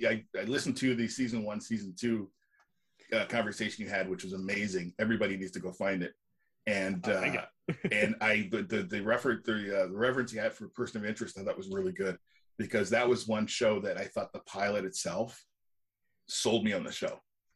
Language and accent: English; Canada; But I'm Canadian, so I'm going to say sorry a lot.